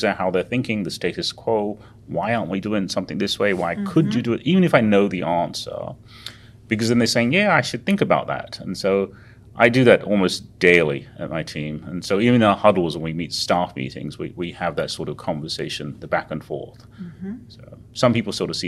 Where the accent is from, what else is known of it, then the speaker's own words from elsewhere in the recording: England, United Kingdom; moved away as an adult; also born or lived in Uganda / India; now in United States; I was born in Uganda, which is a long way away in Africa, and then actually refugees to England at the time. So I grew up in England, and then went to school in India for a while, and went back to England